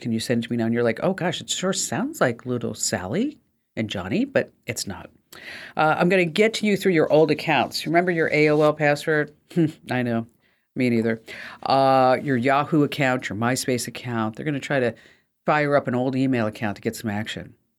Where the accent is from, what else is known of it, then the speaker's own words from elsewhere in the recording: New Jersey, United States; I'm from New Jersey.